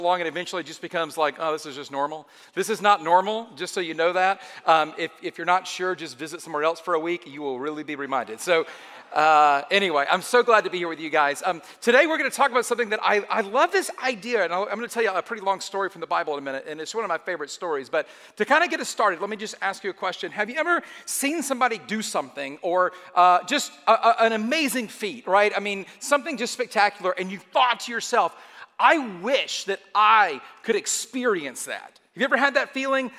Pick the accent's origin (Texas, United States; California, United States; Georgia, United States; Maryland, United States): Georgia, United States; Atlanta; I am from Atlanta